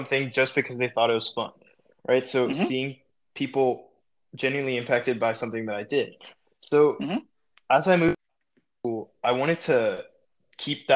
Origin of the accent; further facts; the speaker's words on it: Atlanta, Georgia, United States; I'm from Atlanta